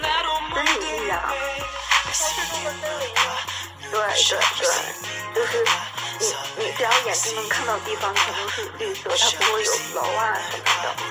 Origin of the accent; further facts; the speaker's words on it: Dalian, Liaoning, China; now in Canada; 哦，我我是大连人，